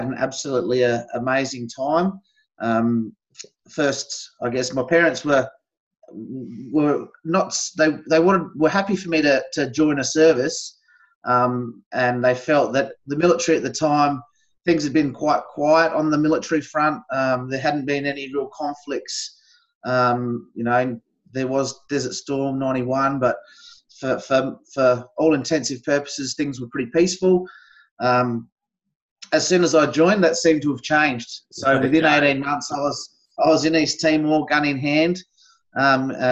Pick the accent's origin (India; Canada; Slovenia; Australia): Australia; Gawler, South Australia; also born or lived in Elizabeth, South Australia / Port Augusta, South Australia / Barossa Valley, South Australia; I'm a South Australian, born and bred.